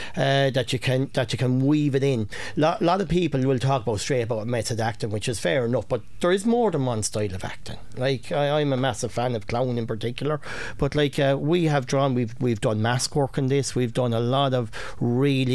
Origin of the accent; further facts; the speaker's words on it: Coon and Muckalee, Kilkenny, Leinster, Ireland; we're from Coon and Muckalee